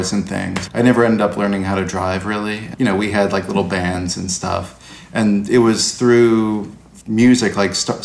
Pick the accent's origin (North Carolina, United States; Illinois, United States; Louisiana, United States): Louisiana, United States; New Orleans; I ended up spending a lot of my youth in the suburbs of New Orleans, across the river from the city itself